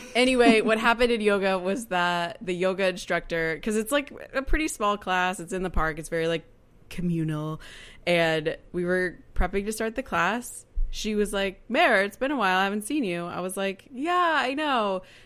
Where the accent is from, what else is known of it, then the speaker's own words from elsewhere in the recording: Kansas City, United States; me being from Kansas City is whenever I say I'm from Kansas City, they're like, "Kansas or Missouri?"